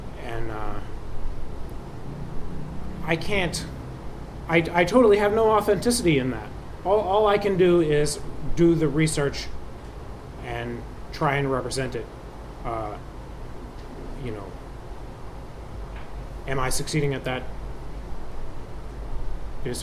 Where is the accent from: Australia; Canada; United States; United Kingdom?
United States; Boston, Massachusetts; I'm from Boston. I'm from New England